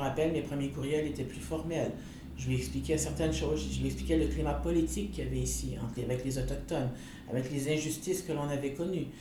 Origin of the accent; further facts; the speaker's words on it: Canada; first language French; en tant que femme inou libre